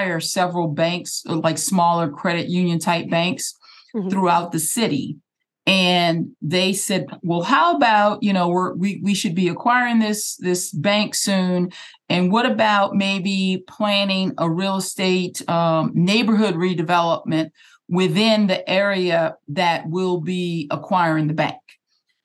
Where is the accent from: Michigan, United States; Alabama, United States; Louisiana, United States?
Louisiana, United States; New Orleans; we're NOLA girls together